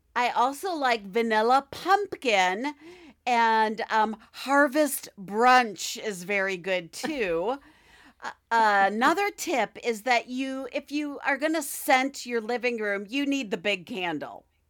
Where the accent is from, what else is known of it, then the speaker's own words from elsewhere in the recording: Midwest, United States; accent: Midwestern; my Midwestern accent